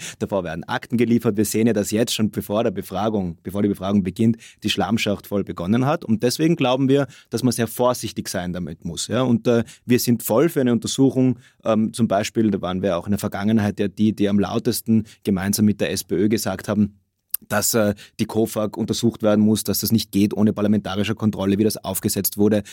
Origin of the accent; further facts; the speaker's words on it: Innsbruck, Tyrol, Austria; ich bin selber Innsbrucker